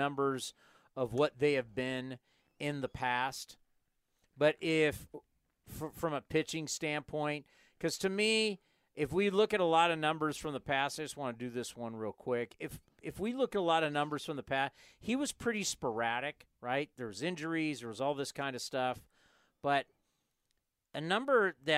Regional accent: San Diego, California, United States; as a kid growing up in Southern California, coming up from San Diego to Disneyland

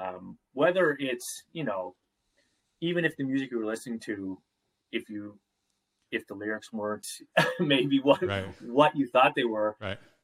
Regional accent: Nova Scotia, Canada; I'm from Nova Scotia

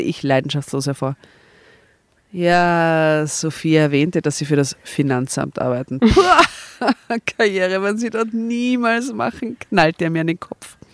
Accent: Austria; bei uns in Österreich

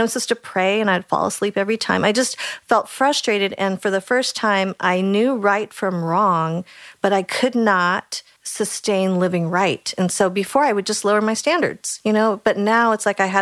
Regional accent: Boulder, Colorado, United States; I grew up in Boulder, Colorado

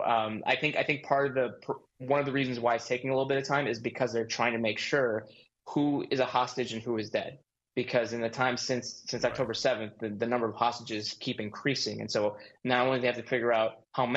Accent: United States; I'm from the United States

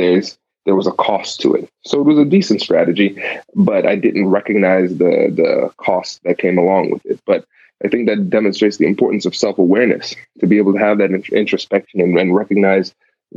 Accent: Tiffin, Ohio, United States; also born or lived in New Jersey / Caribbean (ancestry); now in Columbus, United States; I grew up in a small town called Tiffin, Ohio. Born in New Jersey, spent, I think, 3 good years there, and then moved.

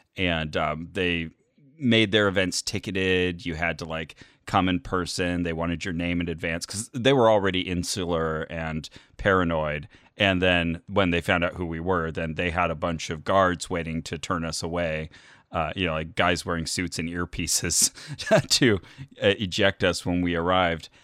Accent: Burbank, California, United States

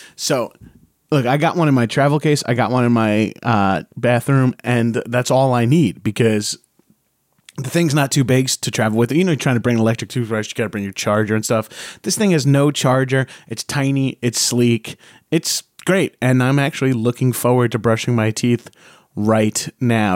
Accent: Long Island, New York, United States; I grew up in Long Island, just outside of New York.

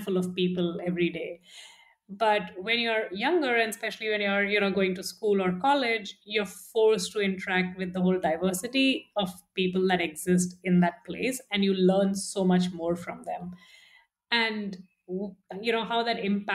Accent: India; moved away as an adult; also born or lived in Singapore; now in United Arab Emirates; So grew up in India, spent a decade in Singapore, currently living in the Middle East in UAE.

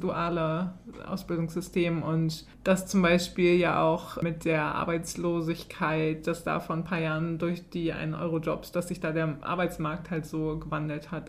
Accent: Germany; als Deutsche

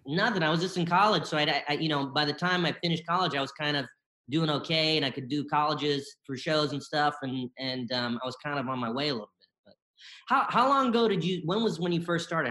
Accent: Bennettsville, South Carolina, United States; also born or lived in Columbia, South Carolina; I grew up in South Carolina. I was born in uh, Columbia, South Carolina, and I grew up mostly in a small town called Bennettsville

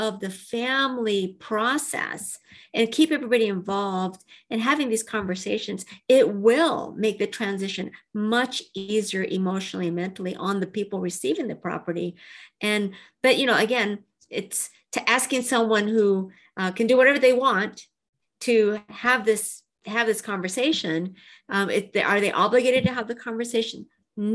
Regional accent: Japan; born there; I'm half Japanese, and I was born in Japan. And when I was five, I was adopted to a family, had no children, but an American Caucasian father and a Japanese mother.

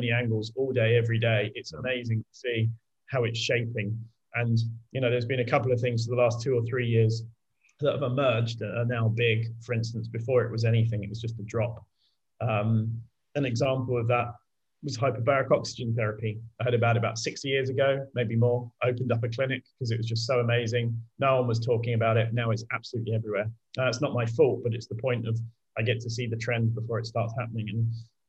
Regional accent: United Kingdom; I'm British

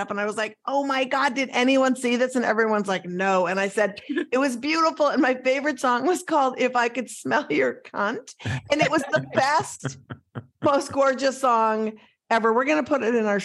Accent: Minnesota, United States; I'm from Minnesota, which is the Lutheran police state

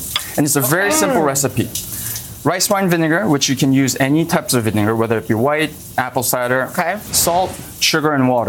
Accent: South Korea; moved away; while I was growing up in Korea.

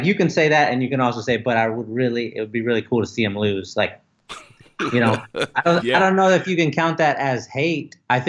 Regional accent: San Antonio, Texas, United States; now in Houston, United States; I'm from San Antonio, actually. I live in Houston now, but I was born in San Antonio.

